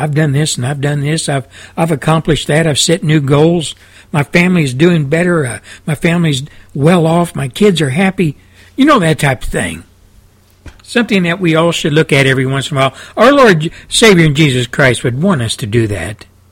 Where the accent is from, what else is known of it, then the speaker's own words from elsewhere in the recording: Texas, United States; I came from Texas. I came from the Midwest, Southwest, South